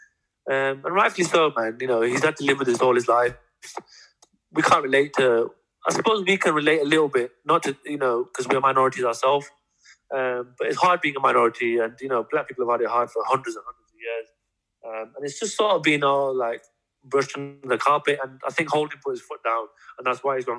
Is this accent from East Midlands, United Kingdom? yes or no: no; Bradford, Yorkshire and the Humber, United Kingdom; Growing up in Bradford